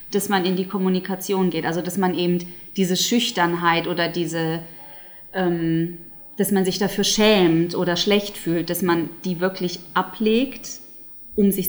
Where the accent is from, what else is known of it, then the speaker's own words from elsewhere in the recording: United Kingdom; German is a second language; die Amerikanerin ist und ich bin ja Britin, wir feiern sozusagen das englische ähm, Weihnachten am 25.